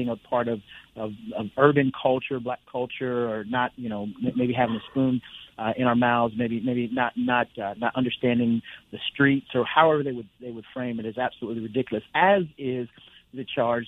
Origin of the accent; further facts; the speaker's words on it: upstate New York, United States; now in Oklahoma, United States; Grew up in upstate New York